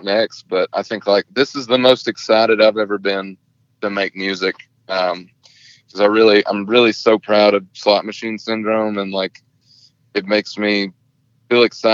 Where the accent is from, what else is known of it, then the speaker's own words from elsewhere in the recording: Dallas, Georgia, United States; moved away; I'm from Dallas, Georgia